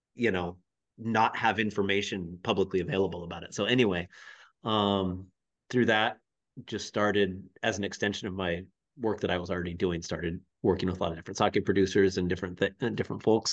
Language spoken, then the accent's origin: English; Seattle, Washington, United States; moved away as an adult; also born or lived in Japan / Chiba, Japan; now in Hot Springs, United States; I am originally from the Seattle area, from the Pacific Northwest.